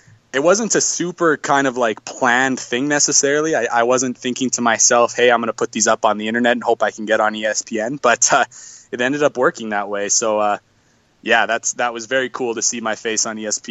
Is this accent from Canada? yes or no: yes; northwestern Canada, Canada; I live in Canada. I'm a Canadian. I live in northwestern Canada